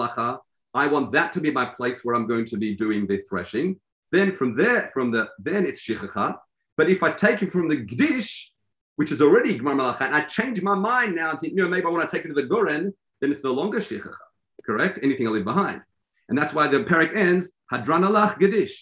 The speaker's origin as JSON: {"language": "English", "country": "Australia", "said": "I'm Australian"}